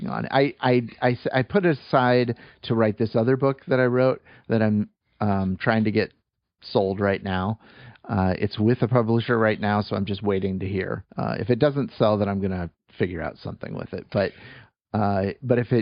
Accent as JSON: {"language": "English", "town": "Bettendorf", "region": "Iowa", "country": "United States", "tie": "born or raised there", "moved": "yes", "lives_now": "Burbank, United States", "said": "where I grew up and in Iowa, a town called Bettendorf, Iowa."}